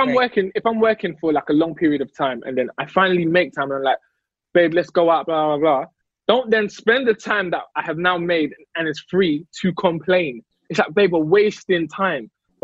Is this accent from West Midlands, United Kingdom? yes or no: no; London, United Kingdom; I'm British